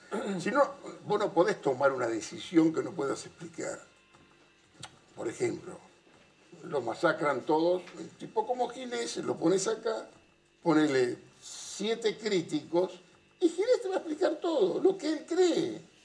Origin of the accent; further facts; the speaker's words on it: Avellaneda, Buenos Aires Province, Argentina; Yo soy de Avellaneda